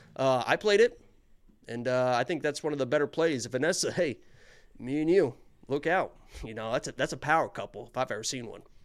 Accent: Indiana, United States; I'm from Indiana

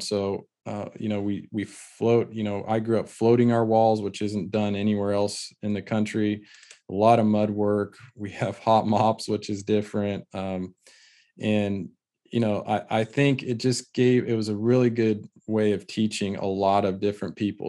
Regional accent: California, United States; in our area, growing up in California, there's always been a lot of pride around, uh, the tile trade

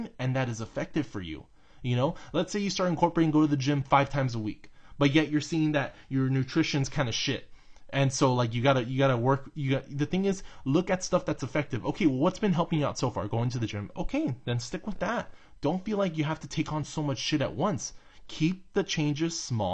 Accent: Texas, United States; I'm from Texas

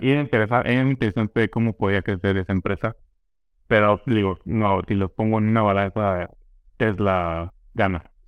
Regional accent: San Luis Potosí, Mexico; moved away as an adult; also born or lived in Chicago, United States / Belgium; now in California, United States; un grupo de, de potosinos

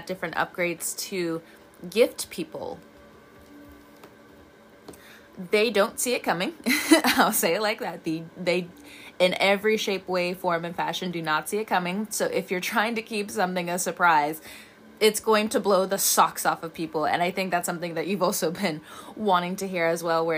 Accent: California, United States; moved away; also born or lived in the South (US); I'm from California

